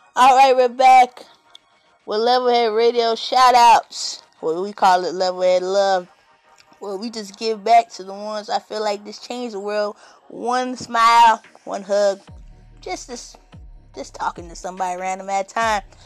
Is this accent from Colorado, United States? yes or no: no; California, United States; I grew up in California